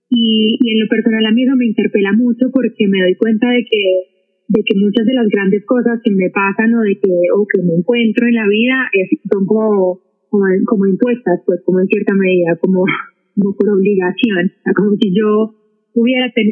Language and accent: Spanish; Manizales, Caldas, Colombia; mi ciudad natal, por ejemplo, muchas de manizales